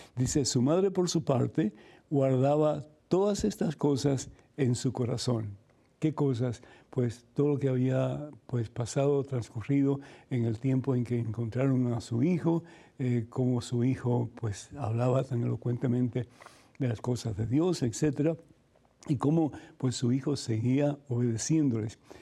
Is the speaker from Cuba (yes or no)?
yes; Cuba; soy cubano